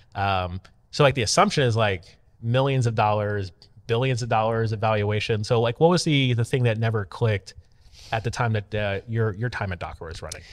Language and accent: English; Tampa, Florida, United States; Tampa, Florida, where my hometown